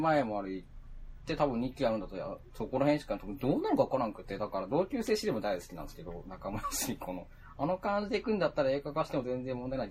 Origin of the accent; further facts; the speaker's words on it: Fukuoka, Japan; 地元の福岡